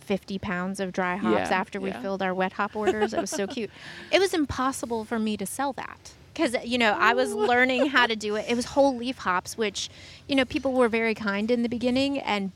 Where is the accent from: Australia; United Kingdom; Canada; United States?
United States; Gardiner, Maine; also born or lived in North Carolina; now in Massachusetts, United States; my home state of Maine